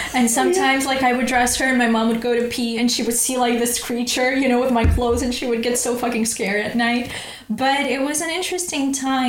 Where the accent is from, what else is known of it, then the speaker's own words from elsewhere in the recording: Ukraine; English is a second language; now in London, United Kingdom; You know, I come from Ukraine.